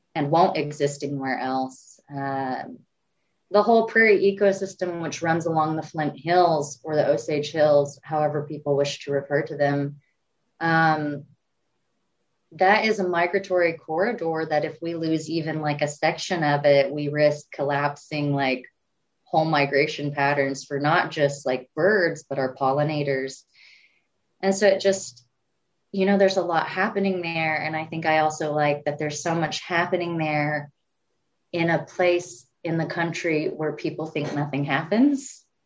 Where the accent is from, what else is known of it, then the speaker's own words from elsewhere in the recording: Pawhuska, Oklahoma, United States; also born or lived in Tulsa, Oklahoma; I come from Pawhuska, Oklahoma, originally, actually, even though I say Tulsa a lot